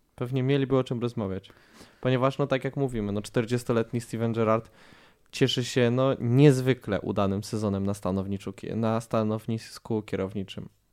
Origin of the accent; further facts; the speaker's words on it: Radom, Masovian Voivodeship, Poland; ja jako radomianin